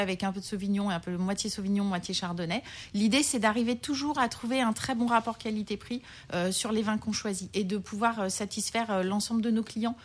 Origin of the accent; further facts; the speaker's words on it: Lyon, Auvergne-Rhône-Alpes, France; now in Paris, France; Je suis lyonnaise